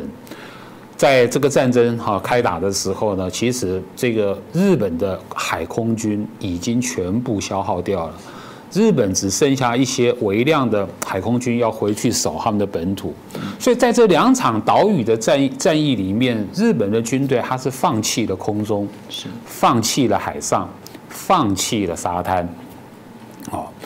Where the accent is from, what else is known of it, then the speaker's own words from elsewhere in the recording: Taiwan; 跟我们台湾人讲说